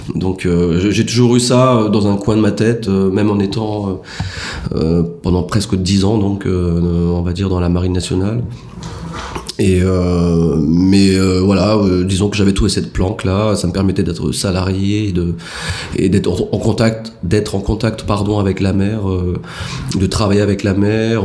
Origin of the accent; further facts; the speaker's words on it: France; moved away as an adult; now in Madagascar; en tant que Français issus de l'immigration